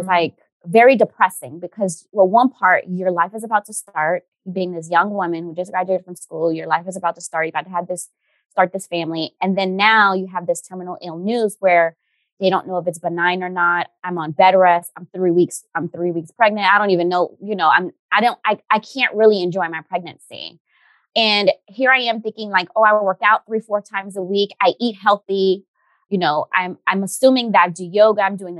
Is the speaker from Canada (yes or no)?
no; Haiti; I know when I grew up in Haiti, they used to make fun